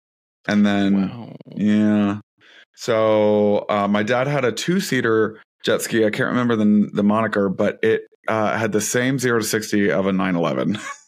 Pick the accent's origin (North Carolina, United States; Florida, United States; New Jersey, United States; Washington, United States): North Carolina, United States; north of Raleigh; I grew up on Lake Gaston, and so like and it's a man-made lake here in north of Raleigh